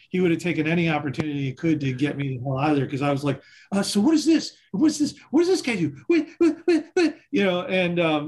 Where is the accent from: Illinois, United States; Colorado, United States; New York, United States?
Illinois, United States; Chicago; I grew up in Chicago, and in Chicago, on the north side of Chicago, there's a corner called Western and Wilson.